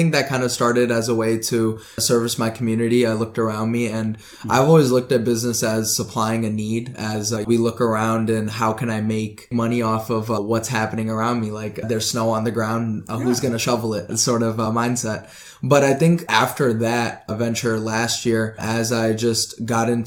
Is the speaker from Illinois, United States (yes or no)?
yes; Oswego, Illinois, United States; also born or lived in Hyderabad, India; I come from Oswego, Illinois. And my family, I grew up in around here, but I was actually born in Hyderabad